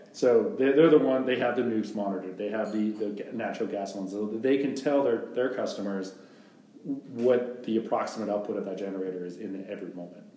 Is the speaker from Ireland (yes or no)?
no; Canada; moved away as an adult; now in Texas, United States; being a Canadian living in the states lawfully